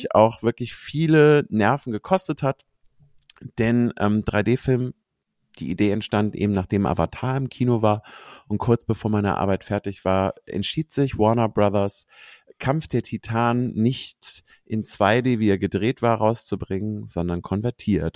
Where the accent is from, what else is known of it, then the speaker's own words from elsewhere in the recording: Cologne, North Rhine-Westphalia, Germany; ich bin eine Kölsche, also ich bin in Köln mhm. geboren